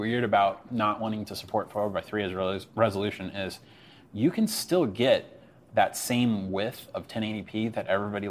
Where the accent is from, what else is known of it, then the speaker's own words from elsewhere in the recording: Midwest, United States; I grew up in the Midwest